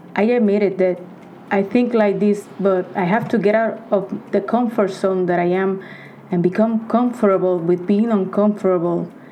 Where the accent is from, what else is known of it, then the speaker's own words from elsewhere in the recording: Puerto Rico; I am 40 years old, born and raised in Puerto Rico.